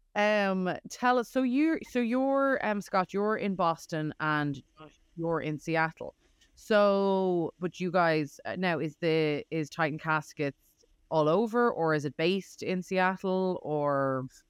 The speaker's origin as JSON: {"language": "English", "country": "Ireland", "moved": "yes", "lives_now": "United States", "said": "I'm from Ireland"}